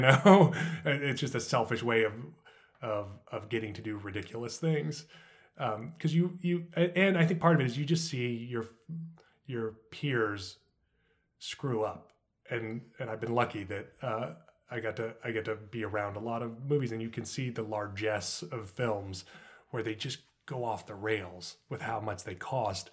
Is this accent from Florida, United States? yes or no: no; Los Alamos, New Mexico, United States; I grew up in Los Alamos, New Mexico